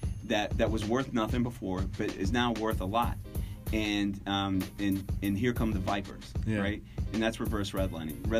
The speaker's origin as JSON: {"language": "English", "town": "Atlanta", "region": "Georgia", "country": "United States", "tie": "born or raised there", "said": "Atlanta's always, my hometown, is always blown up"}